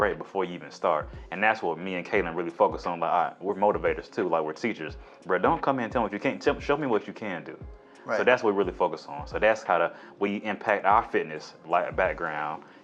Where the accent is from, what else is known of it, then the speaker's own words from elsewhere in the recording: Decatur, Georgia, United States; I grew up in Decatur, Georgia, in Metro Atlanta, on kind of the East, Metro Atlanta East